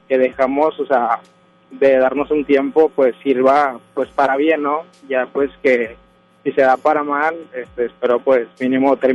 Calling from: Escobedo, Nuevo León, Mexico; De Escobedo, de Monterrey.

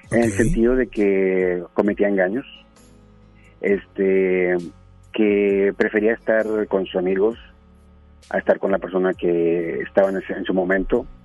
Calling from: Guadalupe, Nuevo León, Mexico; De Guadalupe, Nuevo León.

